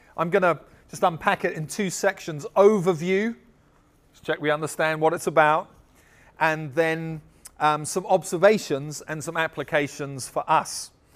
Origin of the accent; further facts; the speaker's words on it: United States; everybody in our church would be American in the sense that we're all from America